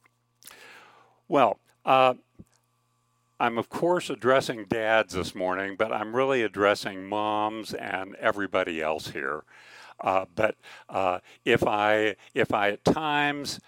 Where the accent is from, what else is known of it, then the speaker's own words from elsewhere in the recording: Kansas, United States; moved away as an adult; also born or lived in California; I grew up in Kansas